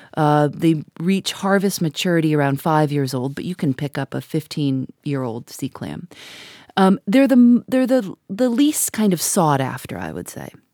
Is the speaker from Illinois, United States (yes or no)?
yes; Chicago, Illinois, United States; I grew up in Chicago